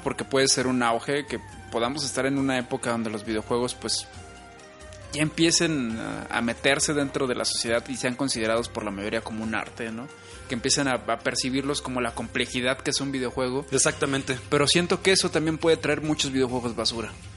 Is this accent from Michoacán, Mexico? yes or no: yes; Morelia, Michoacán, Mexico; yo que soy de aquí de Morelia